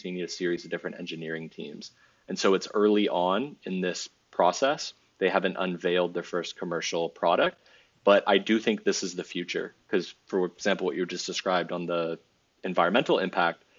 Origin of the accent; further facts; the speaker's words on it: Bordeaux region, Nouvelle-Aquitaine, France; I was raised and educated in France in the Bordeaux region.